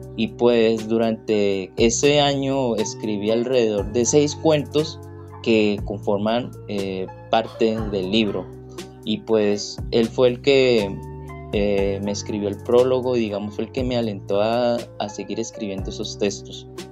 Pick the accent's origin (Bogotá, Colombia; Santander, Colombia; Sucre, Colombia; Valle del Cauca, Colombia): Valle del Cauca, Colombia; Cali; vivir en Cali es escuchar salsa las 24 horas del día